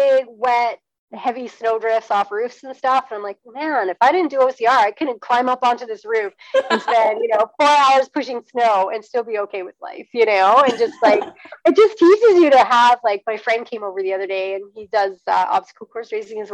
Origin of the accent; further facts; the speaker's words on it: British Columbia, Canada; I'm from British Columbia